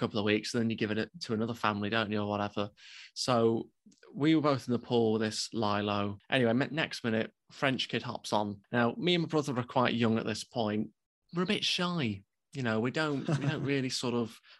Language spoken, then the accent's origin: English; United Kingdom; we're British